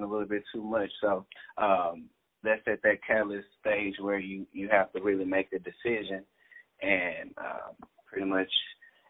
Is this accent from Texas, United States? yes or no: yes; Dallas, Texas, United States; I was born and raised in Dallas, Texas